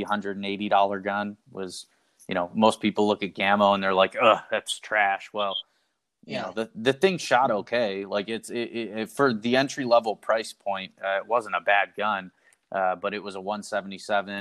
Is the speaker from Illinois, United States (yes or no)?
yes; Illinois, United States; I grew up in Illinois, which not that far from Chicago, maybe a half hour or so